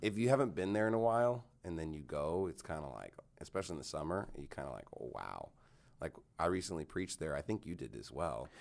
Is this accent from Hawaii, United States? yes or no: no; Canyon, Texas, United States; also born or lived in Houston, Texas / Phoenix, Arizona; now in Dallas-Fort Worth, United States; I lived in Canyon, but it's, like, ten minutes from Amarillo